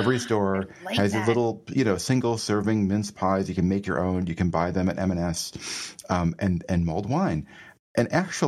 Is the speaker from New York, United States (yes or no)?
yes; Rochester, New York, United States; also born or lived in Boston; So I grew up in Western New York, at Rochester, New York, which is near to Buffalo. And we had a lot of snow.